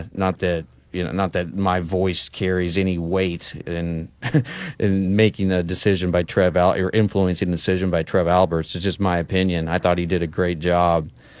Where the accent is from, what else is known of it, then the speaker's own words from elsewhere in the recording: Lincoln, Nebraska, United States; moved away; Lincoln's my hometown.